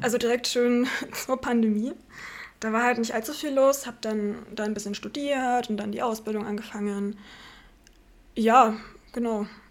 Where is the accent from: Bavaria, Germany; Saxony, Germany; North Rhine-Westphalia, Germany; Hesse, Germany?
Saxony, Germany; Markneukirchen; accent: Saxon; also born or lived in Landwüst; now in Leipzig, Germany; Ich komme aus dem Vogtland ursprünglich. Grenze Bayern, Thüringen, Sachsen drüben. Ähm, Kuhkaff heißt in dem Fall 600 Einwohner an der tschechischen Grenze